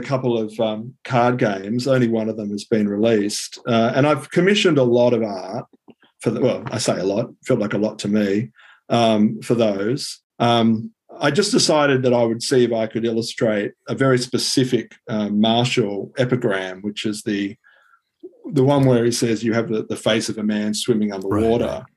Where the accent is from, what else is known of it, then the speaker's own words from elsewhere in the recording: Sydney, New South Wales, Australia; also born or lived in Singapore; I grew up uh, in Sydney. Um, other than three years in Singapore, I've been in Sydney my entire life.